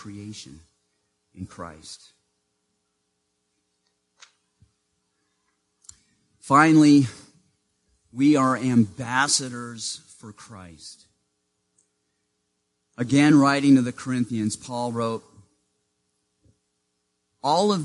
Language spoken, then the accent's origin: English; Maine, United States; Growing up in Maine, in the small town where I lived, I was what the school district called a walker